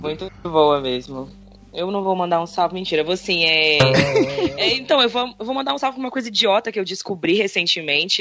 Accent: Linhares, Espírito Santo, Brazil; eu sou de Linhares, aqui no Espírito Santo

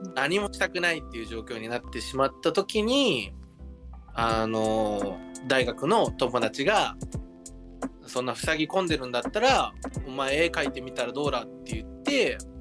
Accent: Nagaoka, Niigata, Japan; moved away; 私の故郷が新潟県の長岡

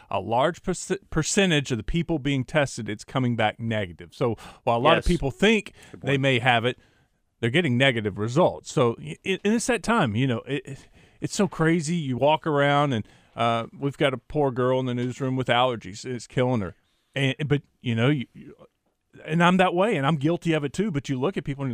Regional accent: East Texas, United States; growing up in East Texas

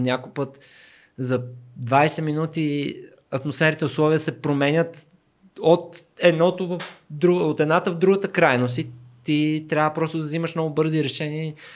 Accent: Sofia, Sofia City, Bulgaria; аз съм израснал в Люлин

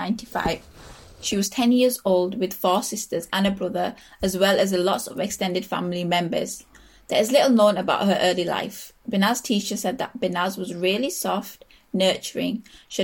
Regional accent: United Kingdom; as a British Asian, I can't wear

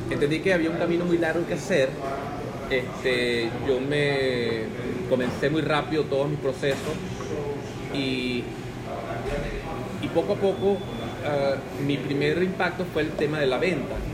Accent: Venezuela; algo que estaba considerado en mi país una, una profesión para eh, personal de servicio y mucho peor con el lenguaje que utilizamos en Venezuela es una profesión para cachifos.

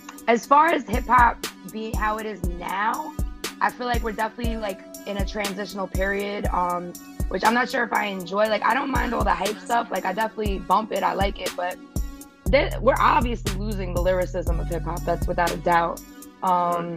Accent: New York City, New York, United States; I'm from Staten Island, New York. That's where I'm living right now

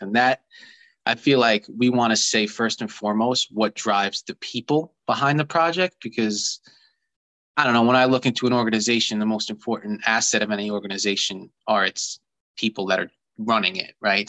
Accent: Long Island, New York, United States; I grew up here on Long Island

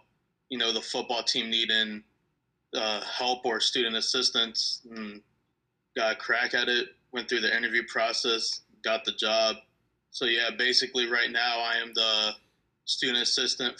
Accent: Alexandria, Virginia, United States; I'm actually from Alexandria, Virginia. So I'm a DMV local myself

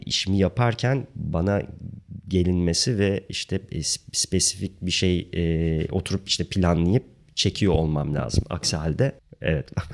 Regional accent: Ankara, Turkey; moved away as an adult; also born or lived in South Africa; Ankara'da e, çok genç yaşta e, ortaokul zamanı beni e, Ankara Resim ve Heykel Müzesi'ne benim resim hocam götürüp

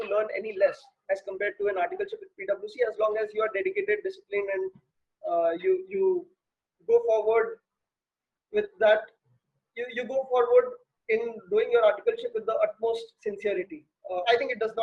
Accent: Kolkata, West Bengal, India; also born or lived in Kota; when I came back to Kolkata from Kota

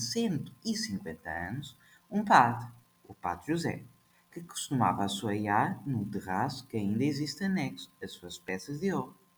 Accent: Portugal; sou de Portugal

